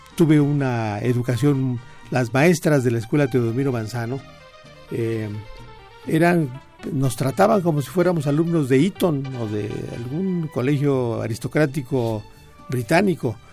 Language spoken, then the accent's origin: Spanish; Pachuca, Hidalgo, Mexico; also born or lived in Mineral del Monte; yo crecí en Pachuca, yo nací en, Mineral del Monte y mi familia se fue rápidamente.